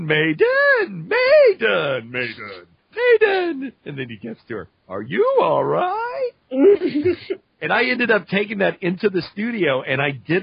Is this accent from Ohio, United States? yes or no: no; Louisiana, United States; accent: Cajun; I'm from Louisiana, and my Cajun accent comes out only when I'm, like, really angry